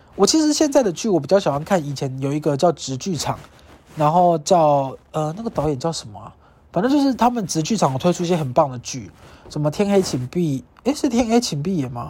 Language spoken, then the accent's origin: Chinese; Kaohsiung, Taiwan; 我老家的高雄